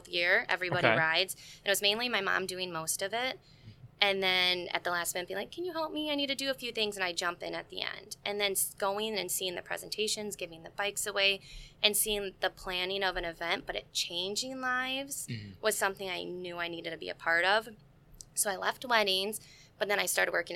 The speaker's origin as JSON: {"language": "English", "town": "St. Charles", "country": "United States", "tie": "born or raised there", "said": "I'm from St. Charles"}